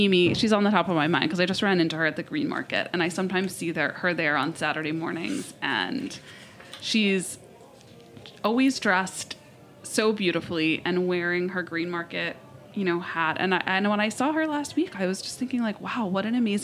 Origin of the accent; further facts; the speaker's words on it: New York City, New York, United States; as a New Yorker, I remember going going to Zabar's